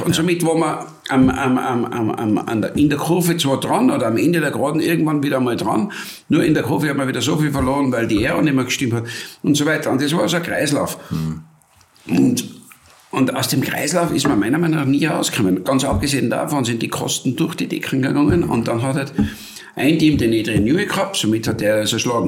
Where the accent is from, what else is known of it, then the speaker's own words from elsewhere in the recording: Wörgl, Tyrol, Austria; dort, wo ich aufgewachsen bin in Tirol